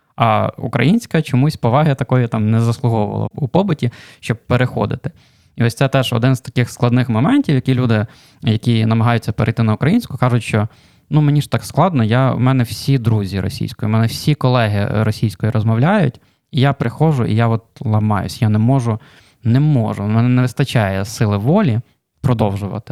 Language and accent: Ukrainian; Khmelnytskyi, Khmelnytskyi Oblast, Ukraine; мій рідний Хмельницький